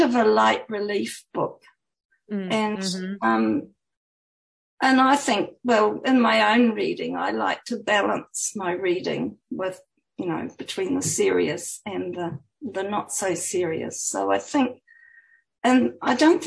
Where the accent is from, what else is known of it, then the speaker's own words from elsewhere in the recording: New Zealand; also born or lived in Auckland, New Zealand; my home country, showcased New Zealand